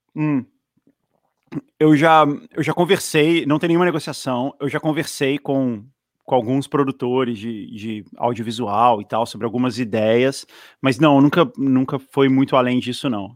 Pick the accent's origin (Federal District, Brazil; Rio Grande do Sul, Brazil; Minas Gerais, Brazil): Federal District, Brazil; Brasília; moved away; also born or lived in São Paulo; é a minha cidade, assim, é onde eu me sinto